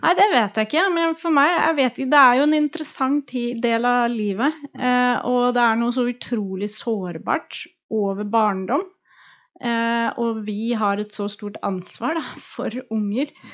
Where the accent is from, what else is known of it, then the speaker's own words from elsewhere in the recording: Oslo, Norway; also born or lived in Drammen; Så jeg er Oslo-jente